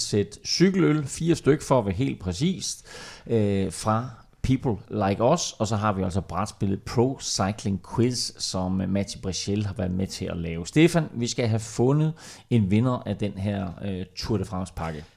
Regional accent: Denmark

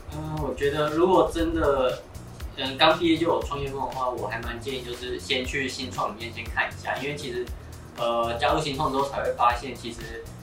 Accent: Taichung, Taiwan; moved away as an adult; now in Taipei, Taiwan; 其实我本身是台中人

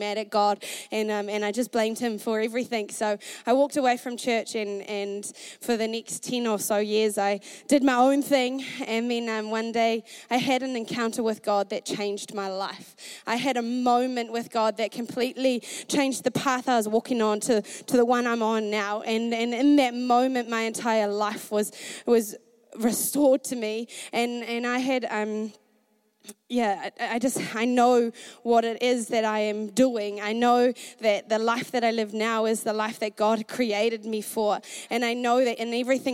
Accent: Masterton, Wellington, New Zealand; moved away as an adult; now in Dunedin, New Zealand; I grew up in Masterton, a small town in the North Island, and I grew up with two brothers, and we grew up on a farm

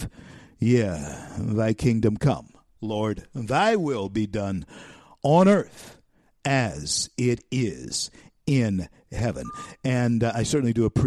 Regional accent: Shreveport, Louisiana, United States; here in my hometown, Shreveport, Louisiana

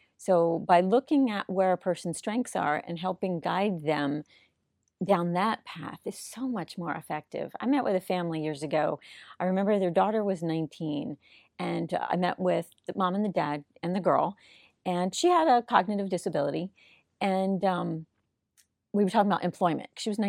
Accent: Hollywood, Florida, United States; In South Florida, in Hollywood.

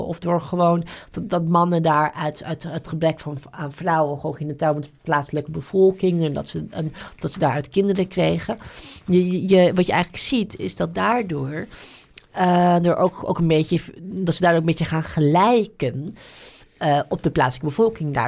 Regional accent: Netherlands; als Nederlanders

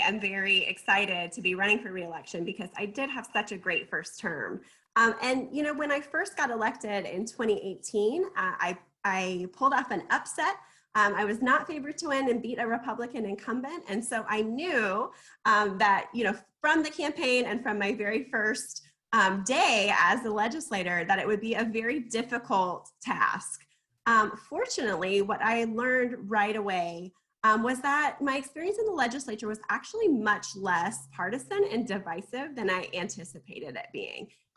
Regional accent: Springdale, Arkansas, United States; Springdale is my hometown and I've lived here since I was in eighth grade

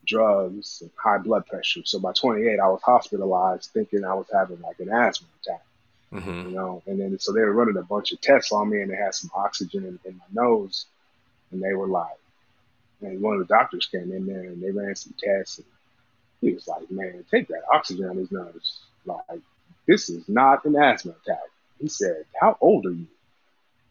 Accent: Southern California, United States; moved away; also born or lived in Bay Area; I grew up in SoCal, single mom, two brothers

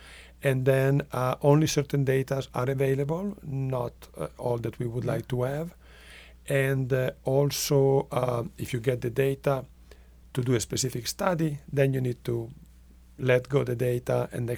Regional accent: Minnesota, United States; And I always say when I give talks that I am from Minnesota and we have a local philosopher and poet, Bob Dylan, and then I quote him.

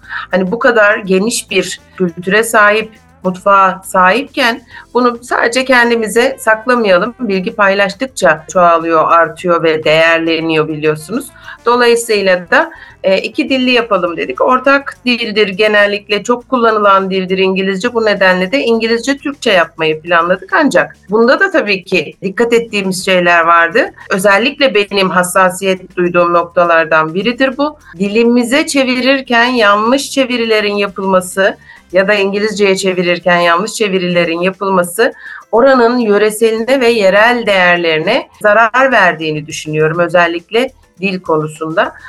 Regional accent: Istanbul, Turkey; moved away as an adult; now in Muğla, Turkey; ben aslen e, İstanbulluyum ancak 2004 yılından itibaren de Muğla'da yaşıyorum

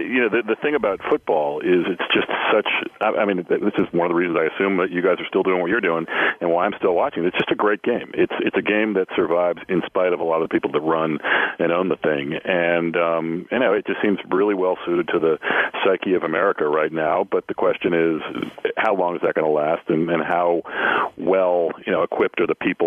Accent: New England, United States; I grew up in New England.

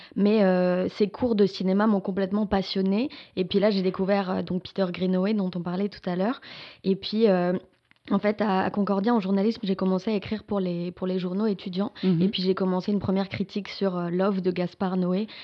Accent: France; moved away as an adult; now in Quebec, Canada; je suis française, je suis arrivée ici, enfin ça fait 8 ans que je suis au Québec

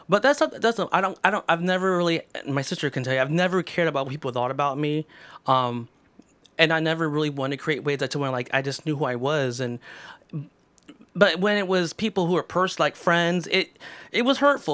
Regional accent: Mansfield, Ohio, United States; also born or lived in Texas / Columbus, Ohio; my brother and I were born in Texas, so m, when we moved here when we were little, uh, we've been in Mansfield most of our life

